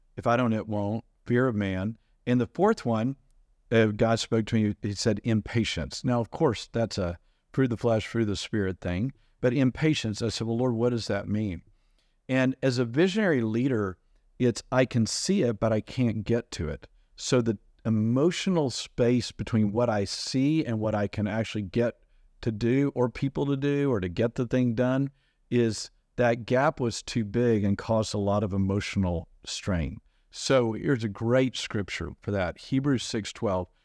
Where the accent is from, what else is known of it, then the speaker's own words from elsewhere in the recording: United States; As an American